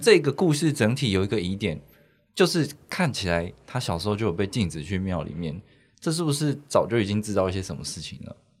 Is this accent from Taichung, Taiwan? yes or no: yes; Taichung, Taiwan; 我也是台中人